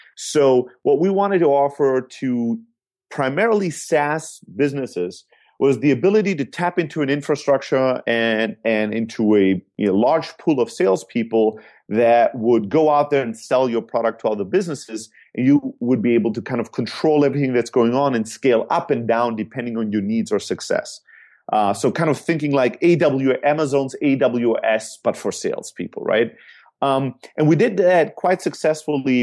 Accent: Germany; moved away; also born or lived in Greece; I'm originally from Greece, Uh, born and raised in Germany

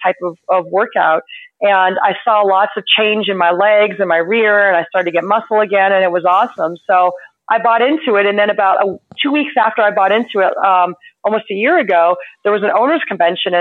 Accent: California, United States; also born or lived in Florida; now in Massachusetts, United States; growing up in California and living in Florida, when I moved up here

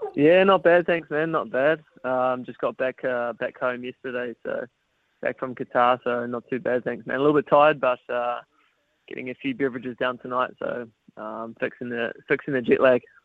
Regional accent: New Zealand; growing up in New Zealand

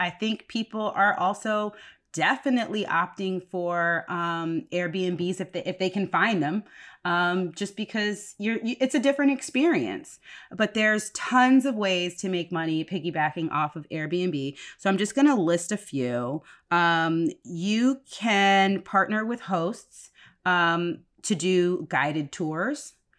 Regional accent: Woodbridge, Virginia, United States; So, weird fun fact, I grew up in Woodbridge, Virginia, and one of the places I grew up was Woodbridge, Virginia

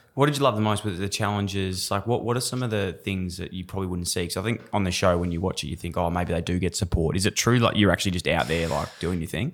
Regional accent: Fitzroy, Victoria, Australia; I grew up in Fitzroy, and we had that connection to the Brisbane Lions

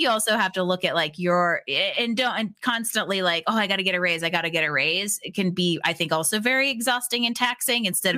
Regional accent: Pittsburgh, Pennsylvania, United States; I grew up in Pittsburgh

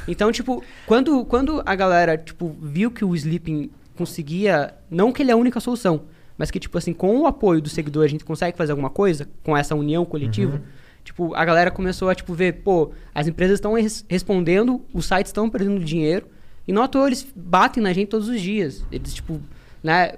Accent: interior of Paraná, Brazil; sou do interior do Paraná

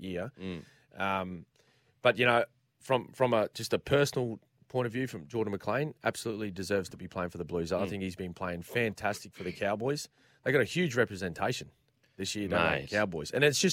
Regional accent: Queensland, Australia; as a Queenslander

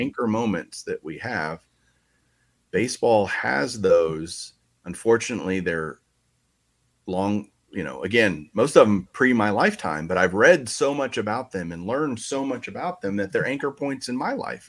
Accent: Texas, United States; I grew up in Texas

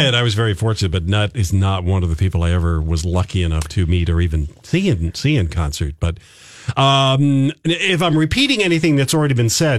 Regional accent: New York City, New York, United States; I grew up in New York City, where you heard everything that … did.

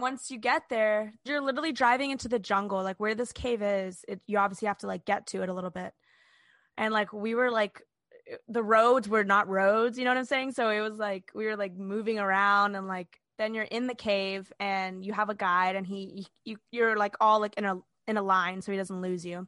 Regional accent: Orlando, Florida, United States; we're from Orlando

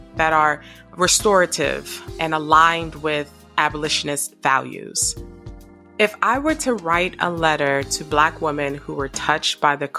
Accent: New York City, New York, United States; I grew up in Harlem, New York

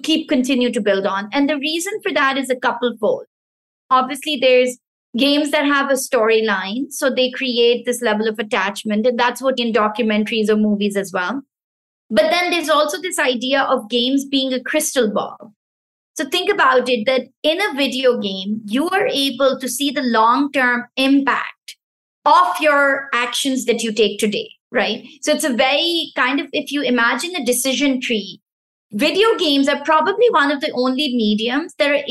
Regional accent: Pakistan; first language Pashto; English is a second language; moved away; the Pashto language, which is my mother tongue. So I'm originally from Pakistan

